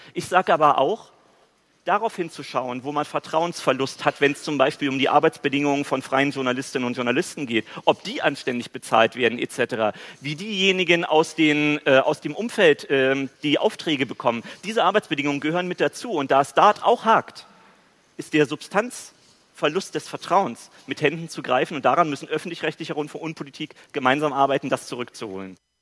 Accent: East Germany, Germany; ich als Ostdeutscher

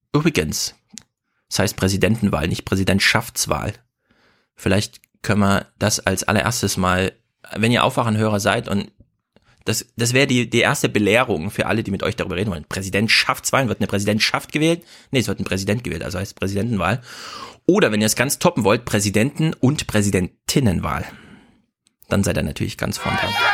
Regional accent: Thuringia, Germany; Ich als ja, Thüringer

